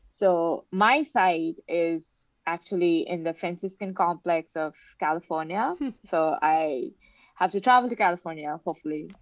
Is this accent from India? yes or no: yes; India; I am from India, so I lived next to Himalayas